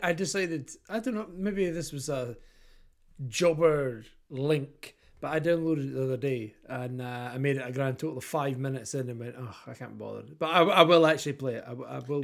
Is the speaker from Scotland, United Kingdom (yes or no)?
yes; Kirkcaldy, Scotland, United Kingdom; I am the body from Kirkcaldy